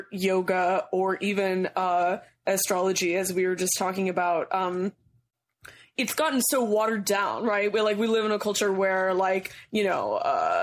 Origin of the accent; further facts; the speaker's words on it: California, United States; now in New York, United States; I'm actually from California, so like, you know, the land where marijuana is like milk.